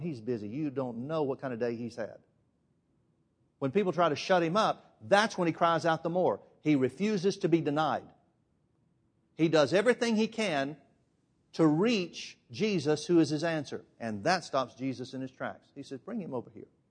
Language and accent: English; Alabama, United States; I'm from Alabama.